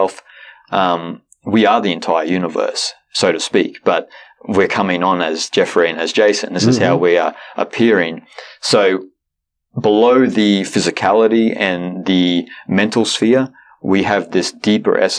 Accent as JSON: {"language": "English", "country": "Australia", "said": "I'm Australian"}